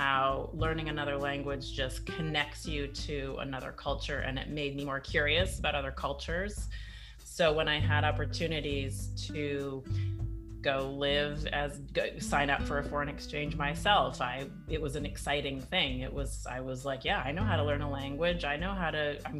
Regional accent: Edmonton, Alberta, Canada; also born or lived in Italy / Sweden; now in Bay Area, United States; I am originally Canadian. I grew up in Edmonton, in Northern Canada

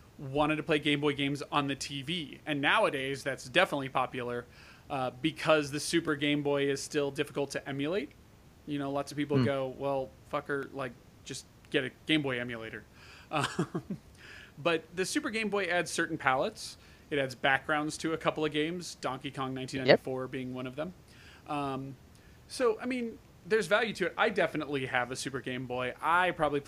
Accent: United States; I'm American

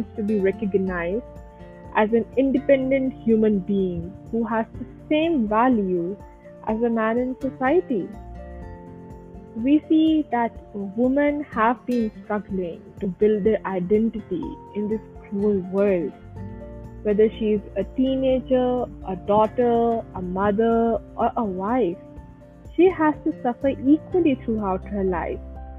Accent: Kuwait; moved away as an adult; now in Pakistan; I have born and brought up in Kuwait, and in 2016, I moved to Pakistan for my higher education

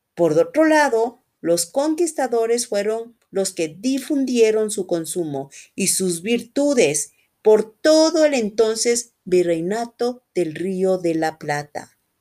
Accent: Quito, Pichincha, Ecuador; soy de Quito, Ecuador

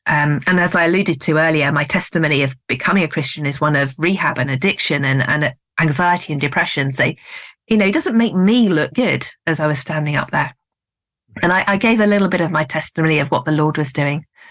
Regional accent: United Kingdom; I'm being very British

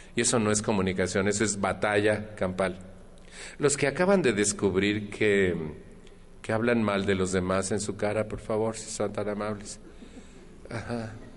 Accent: Mexico; en mi país

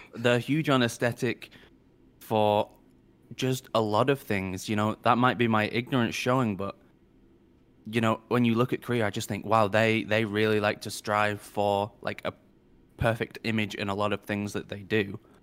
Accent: United Kingdom; as a Brit

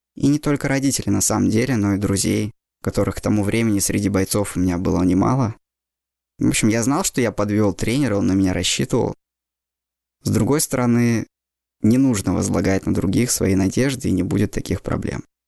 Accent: Saint Petersburg, Russia; Все детство я прожил в Питере

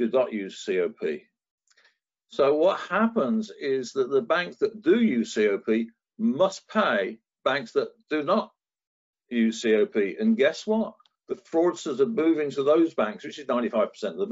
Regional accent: Northampton, East Midlands, United Kingdom; I grew up in Northampton

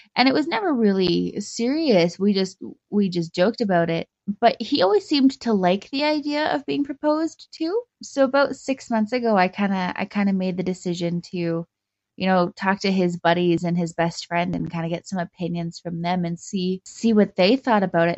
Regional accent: Calgary, Alberta, Canada; I'm from Calgary in Canada.

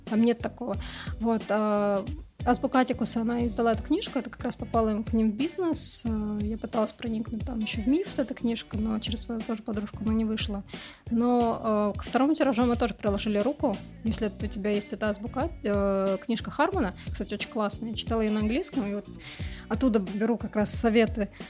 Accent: Moscow, Russia; я родилась в Москве, ходила в школу

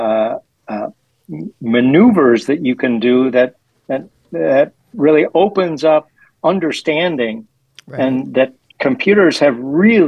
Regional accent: Minnesota, United States; moved away as an adult; also born or lived in California; now in Washington, D.C. area, United States; I was in Minnesota teaching. That's my native home.

